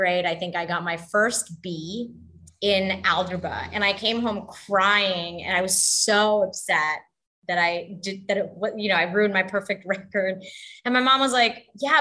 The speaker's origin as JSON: {"language": "English", "country": "Canada", "tie": "born or raised there", "also_born_or_lived": "Texas / Bangladesh", "moved": "yes", "said": "I was born in Canada and grew up there. And then we moved to Texas."}